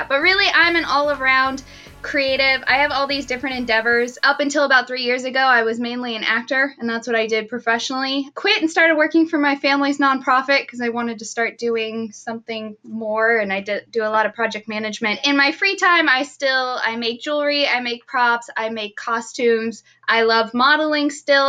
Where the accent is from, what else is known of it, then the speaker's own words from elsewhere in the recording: Austin, Texas, United States; moved away as an adult; also born or lived in East Coast / St. Louis; now in Los Angeles, United States; I grew up in Austin